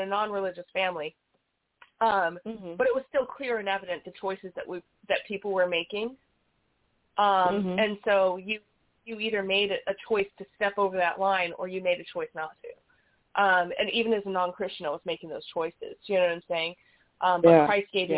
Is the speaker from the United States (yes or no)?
yes; Las Vegas, Nevada, United States; I was born and raised in Vegas